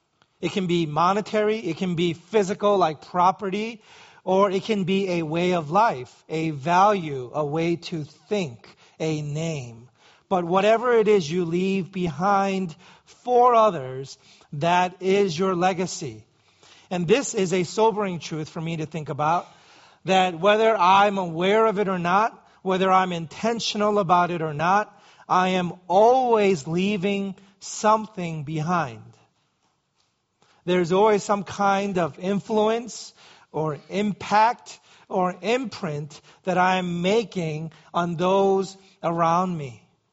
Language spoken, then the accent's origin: English; New York City, New York, United States; growing up in New York City, walking was a necessary evil.